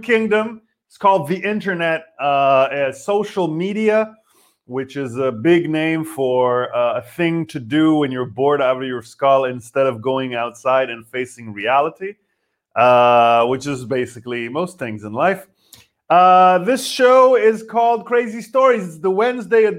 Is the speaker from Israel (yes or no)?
yes; Israel; now in Berlin, Germany; I'm from Israel.